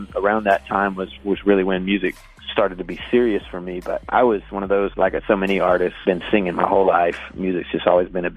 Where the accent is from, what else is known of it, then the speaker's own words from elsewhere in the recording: the southern United States, United States; I grew up in the South, in the southern United States. So in a region that is referred to as the Bible Belt